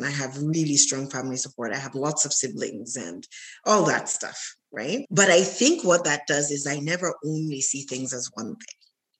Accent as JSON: {"language": "English", "country": "Sierra Leone", "tie": "born or raised there", "also_born_or_lived": "Germany / Canada / United States", "said": "I was born in Germany. I grew up in Sierra Leone in West Africa. And then I've lived in Canada the longest part of my life. And I've gone to school in the US."}